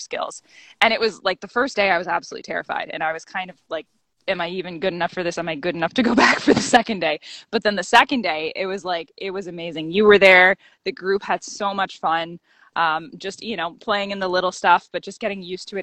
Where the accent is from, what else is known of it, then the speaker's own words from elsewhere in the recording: the Kawarthas, Ontario, Canada; moved away as an adult; also born or lived in Toronto, Ontario; now in Guelph, Canada; From Ontario. So I grew up in the Kawarthas, about 2 hours north of Toronto.